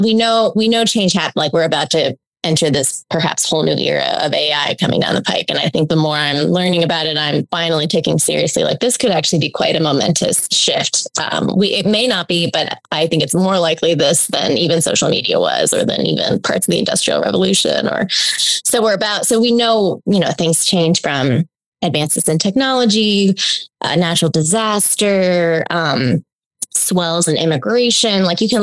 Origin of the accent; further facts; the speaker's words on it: Hong Kong; also born or lived in Australia; now in United States; I grew up in Hong Kong and Australia, and that is like has always set me a little outside American footing.